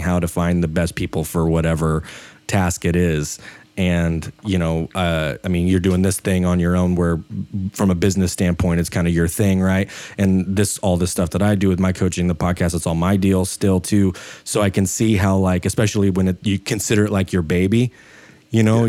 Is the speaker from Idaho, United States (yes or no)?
yes; Idaho, United States; I live in Idaho. I'm from Idaho